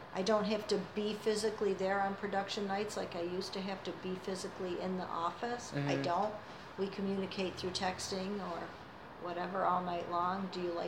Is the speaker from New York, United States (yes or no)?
yes; Caledonia, New York, United States; living here as well, mm-hmm. and having it be my hometown, and it being a small town